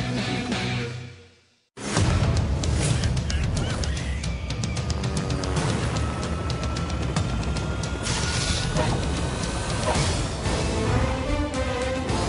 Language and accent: English; Helena, Montana, United States; now in Texas, United States; mean streets of Helena, Montana, my hometown